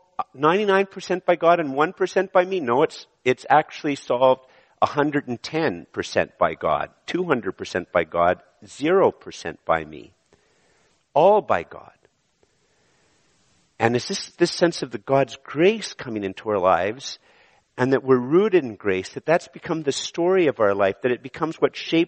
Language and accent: English; Canada; I was born in Canada